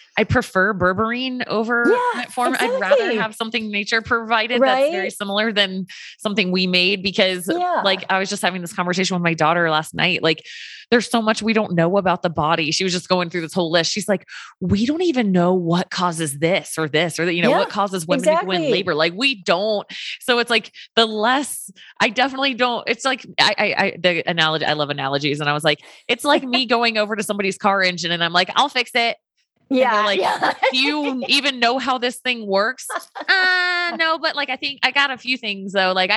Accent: the South, United States; I have Tang growing up. I'm from the South

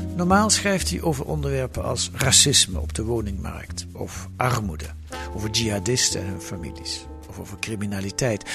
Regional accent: Netherlands; ik ben een witte Nederlander

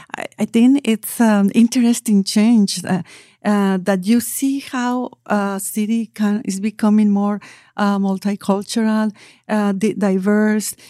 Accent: Mexico City, Mexico; English is a second language; moved away as an adult; now in Tulsa, United States; I am from Mexico City

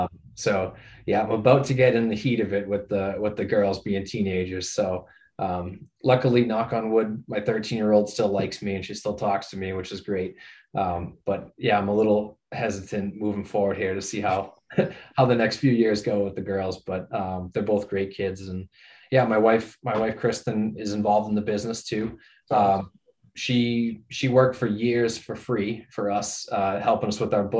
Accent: Norwood, Massachusetts, United States; also born or lived in Amherst, Massachusetts; I grew up in Norwood, not too far from Wrentham

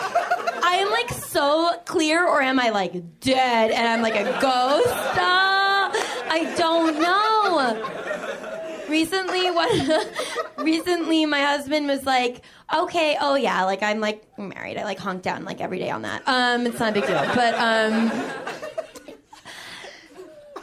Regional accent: Boston, Massachusetts, United States; I am from Boston

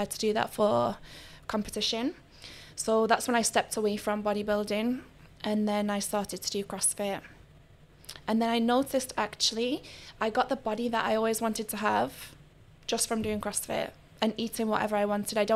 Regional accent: Manchester, North West England, United Kingdom; moved away as an adult; now in Dubai, United Arab Emirates; I'm from Manchester. And I came to Dubai because my dad made me

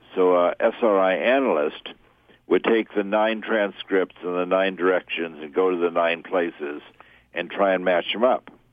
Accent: New York City, New York, United States; growing up in New York City

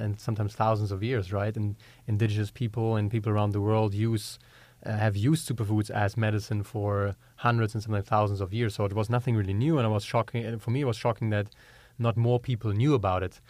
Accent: Germany; accent: German; English is a second language; moved away as an adult; also born or lived in Georgia, United States; We're originally from Europe, as you can tell from my German accent. I'm German.

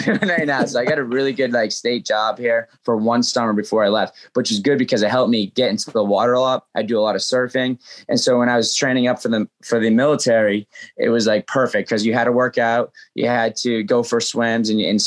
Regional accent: New England, United States; That was my first sport growing up in New England

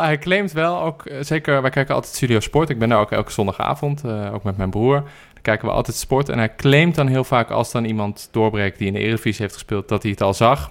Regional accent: Amsterdam, North Holland, Netherlands; ik ben geboren en getogen in Amsterdam

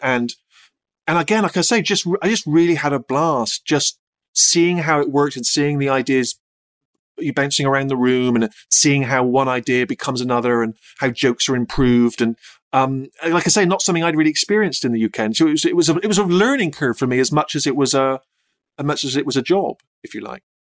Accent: United Kingdom; This is the British this is the way we do things here

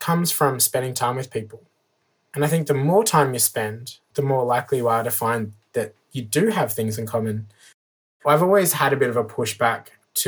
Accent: Armidale, New South Wales, Australia; now in Woonona, Australia; I'm originally from Armidale, which is a beautiful little town. Grew up in the country.

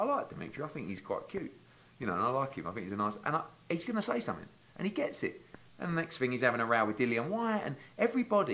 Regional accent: United Kingdom; the loudmouth Brit

